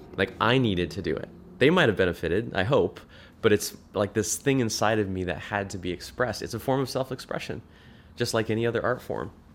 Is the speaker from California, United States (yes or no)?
yes; Orange County, California, United States; I lived in, I grew up in Orange County